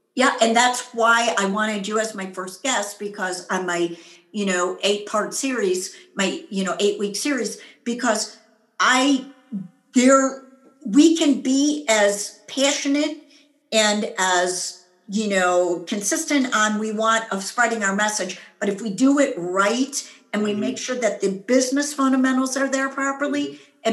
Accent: United States; I'm an American, I'm a woman

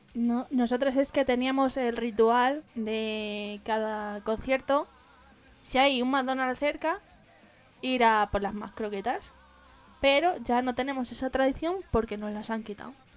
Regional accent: Madrid, Community of Madrid, Spain; nosotras somos de Madrid

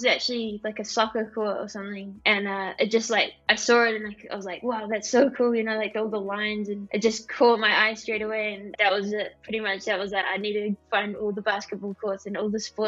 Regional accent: New Zealand; I'm from New Zealand, which is pretty much the bottom of the world

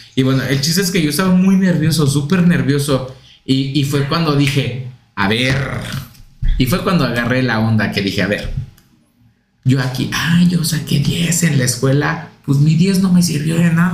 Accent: Puebla, Mexico; moved away as an adult; now in Mexico City, Mexico; yo vengo de Puebla

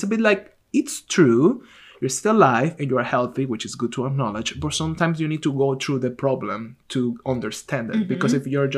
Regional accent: Venezuela; I'm from Latin America, I'm from Venezuela

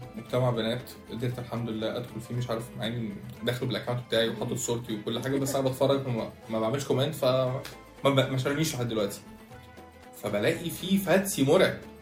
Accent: Egypt; احنا كمصريين

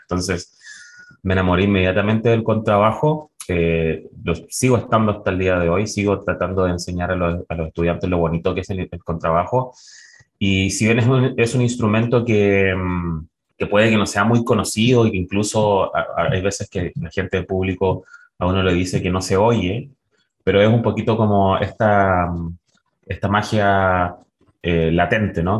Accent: La Serena, Coquimbo, Chile; nací en La Serena, me crié en La Serena

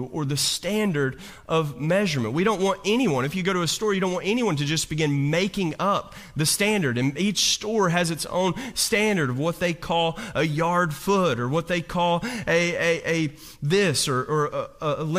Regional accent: Hazard, Kentucky, United States; I grew up right outside of Hazard, Kentucky

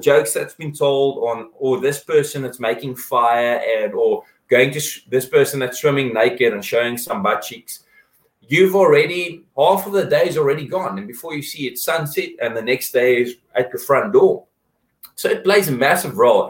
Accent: South Africa; we're South African

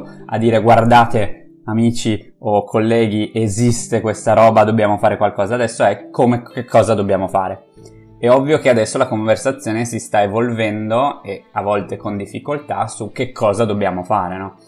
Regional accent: Friuli-Venezia Giulia, Italy; in un piccolo comune del Friuli, come per esempio eh, quello da dove vengo io

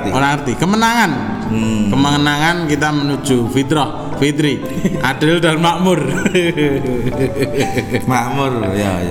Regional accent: Boyolali, Central Java, Indonesia; gue sebagai warga Boyolali ki

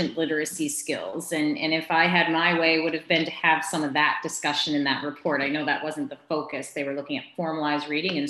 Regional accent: Quispamsis, New Brunswick, Canada; two in Kwispamsis, my hometown

